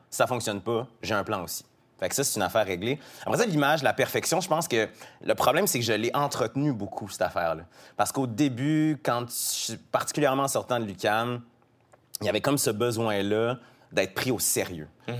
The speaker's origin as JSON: {"language": "French", "town": "Quebec City", "region": "Quebec", "country": "Canada", "tie": "born or raised there", "said": "je viens de Québec, j'ai grandi avec des amis, tous mes amis ou presque sont blancs"}